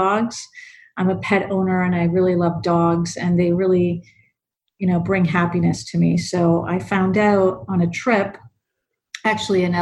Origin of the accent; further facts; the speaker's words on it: Toronto, Ontario, Canada; also born or lived in Ecuador; I grew up in Toronto. I'm Latin American born in Ecuador. And my parents immigrated here to Canada when I was an infant